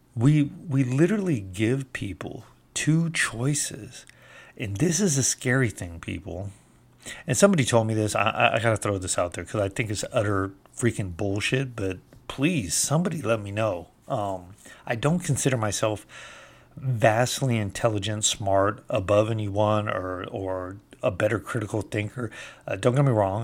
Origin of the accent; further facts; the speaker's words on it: California, United States; moved away; I'm from California originally